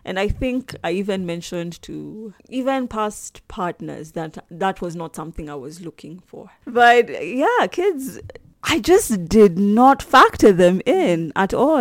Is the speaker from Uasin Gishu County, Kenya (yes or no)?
no; Nairobi, Kenya; I'm from Nairobi, Kenya